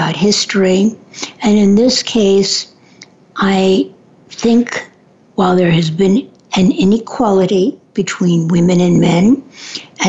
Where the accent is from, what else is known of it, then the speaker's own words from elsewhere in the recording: New York City, New York, United States; I grew up in New York